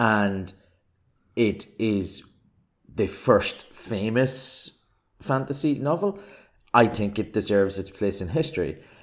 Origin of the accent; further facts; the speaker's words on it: Ireland; accent: Irish; I'm Irish, as you can probably tell from my accent